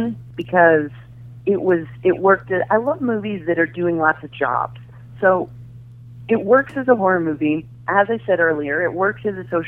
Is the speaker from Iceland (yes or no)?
no; United States; I'm American